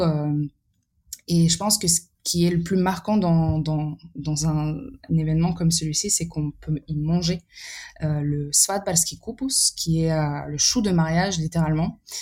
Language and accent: French; Paris, Île-de-France, France; also born or lived in Serbia; je suis née en France en 1998 et mes parents sont venus en 91 ou en 92